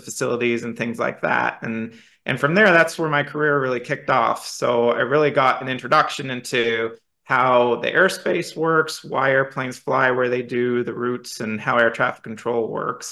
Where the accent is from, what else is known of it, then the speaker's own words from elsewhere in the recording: Portland, United States; I grew up in Portland.